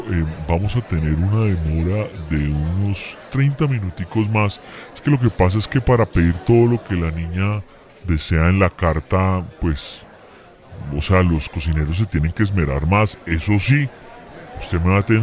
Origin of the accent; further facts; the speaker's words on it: Colombia; yo, yo soy un colombiano promedio, a mí me gusta la gaseosa, la agüita, cosas que rindan, el almuerzo corriente